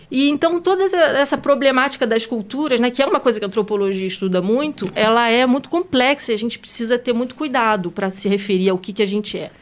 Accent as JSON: {"language": "Portuguese", "country": "Brazil", "moved": "yes", "lives_now": "France"}